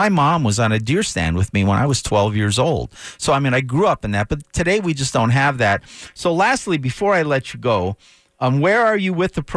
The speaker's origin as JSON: {"language": "English", "region": "Minnesota", "country": "United States", "tie": "born or raised there", "moved": "as an adult", "lives_now": "Colorado, United States", "said": "I used to say I grew up in Minnesota. My wife reminds me I just got older there. But I'm fortunate to have spent the first half of my life in Minnesota and the second half in Colorado"}